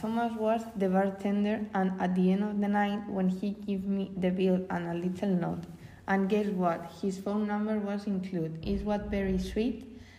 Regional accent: Madrid, Community of Madrid, Spain; I'm from Madrid.

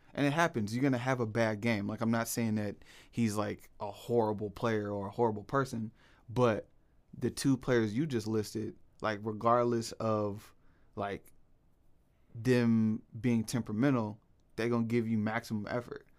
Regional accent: Portland, Oregon, United States; born and raised in Portland

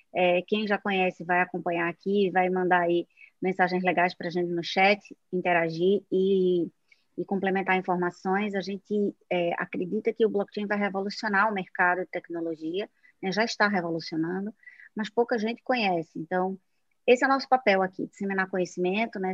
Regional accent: Northeast Region, Brazil; accent: nordestino; now in Recife, Brazil; estou aqui em Recife, pelo meu sotaque, vocês já sabem que sou nordestina

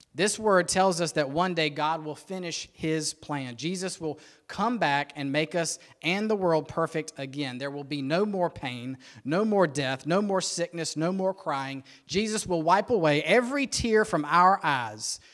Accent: Rock Hill, South Carolina, United States; I was born and raised in Rock Hill

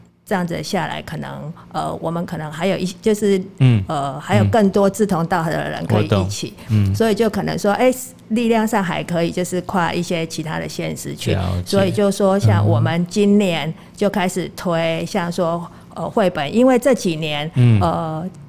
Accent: Pingtung County, Taiwan; 我们屏东人

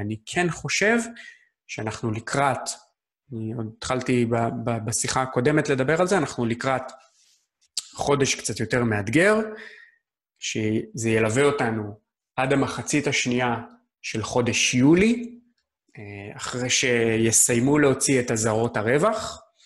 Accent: Israel

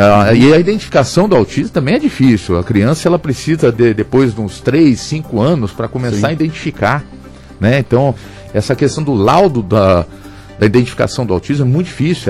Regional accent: São José dos Campos, São Paulo, Brazil; eu sou nascido em São José dos Campos, sou juseense, é, tive em vários bairros aqui

